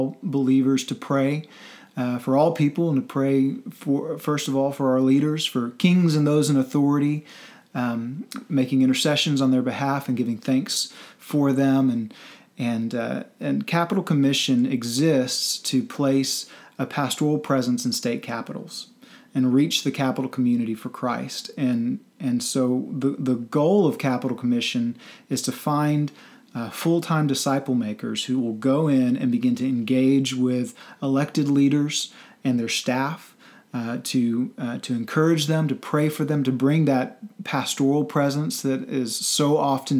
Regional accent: Central Texas, United States; also born or lived in Washington, D.C. area / Northern Virginia; now in Oklahoma City, United States; I'm originally from Central Texas, moved up to D.C.

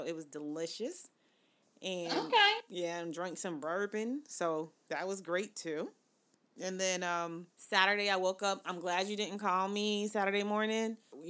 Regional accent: the South, United States; But I was cooking like I'm from the South.

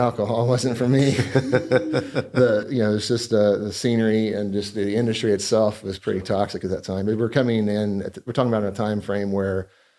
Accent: West Virginia, United States; moved away as an adult; also born or lived in North Carolina; And moved to West Virginia at an infant age. Lived there until I went through college. Graduated there from, I guess I moved when I was 23 years old.

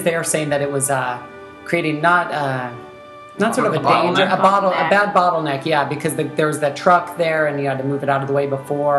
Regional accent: the South, United States; moved away; I'm from the South

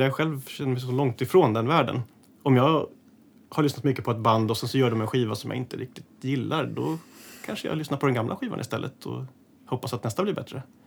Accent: Täby, Stockholm County, Sweden; i Skarpäng där jag är uppe i Täby, där jag är uppvuxen

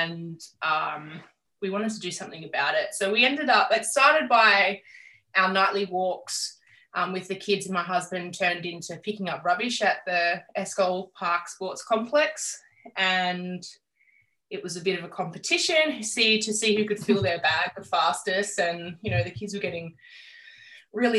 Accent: Campbelltown, New South Wales, Australia; moved away as an adult; also born or lived in Adelaide, Australia; I born and bred in Campbelltown. We grew up in St. Andrews.

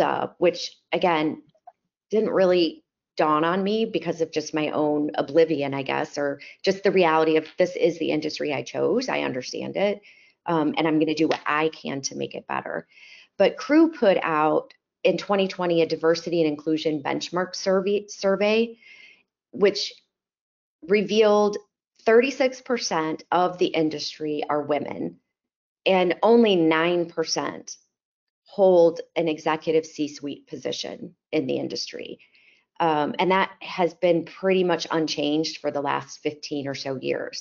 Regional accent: Chicago, Illinois, United States; moved away as an adult; now in Dallas, United States; I'm originally from Chicago, if my accent hasn't given that away yet. I grew up in the suburbs

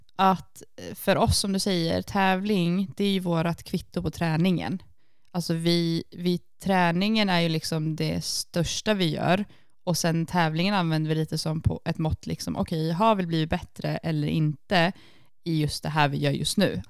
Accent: Sweden; now in Iceland; hemma i Sverige

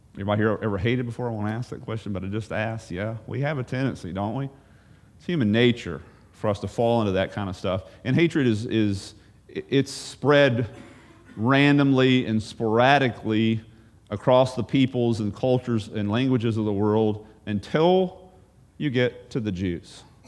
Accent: United States; maybe I'm biased as an American

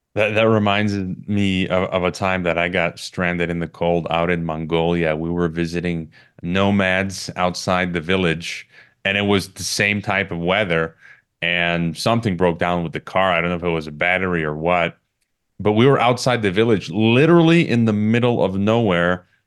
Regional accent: Chicago, Illinois, United States; my hometown of, of Chicago

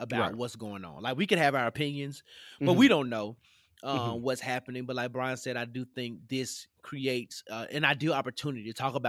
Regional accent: Tennessee, United States; I grew up in the South, what people mm-hmm. would call the mid-South, because Tennessee mm-hmm. is above your

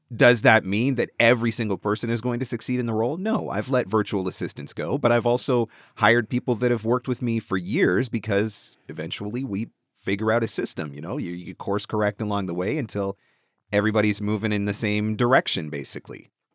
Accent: Canada; I'm just Canadian

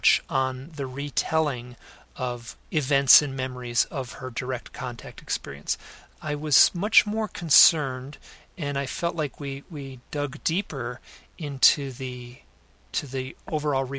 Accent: Southfield, Michigan, United States; moved away as an adult; also born or lived in New York City; my hometown of Southfield

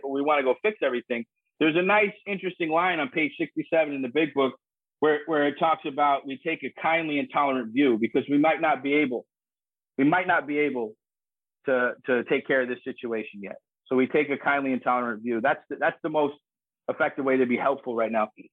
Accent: United States; also born or lived in New York City, New York / North Jersey, New Jersey; I grew up in New York City and North Jersey

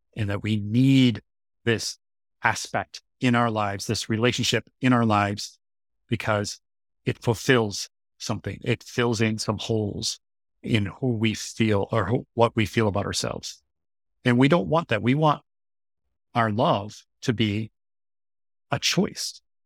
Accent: United States; now in Seoul, South Korea; as an American

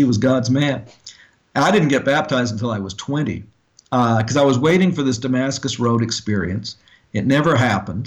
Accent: Edmonton, Alberta, Canada; moved away as an adult; also born or lived in Yellowknife, Northwest Territories / Wichita, Kansas / Tulia, Texas / Wyoming; I grew up in Canada

